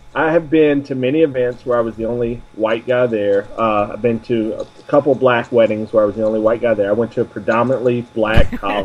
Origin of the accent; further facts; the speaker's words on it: the South, United States; You know, as much as I am from the South, I am probably, as you probably have learned or not, I am one of the least Southern people I know.